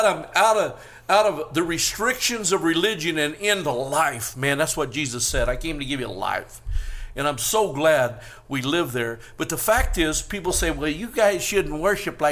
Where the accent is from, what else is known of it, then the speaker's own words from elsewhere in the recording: Northern California, United States; now in Las Vegas, United States; I was raised in Northern California, but I was shocked when I moved to Vegas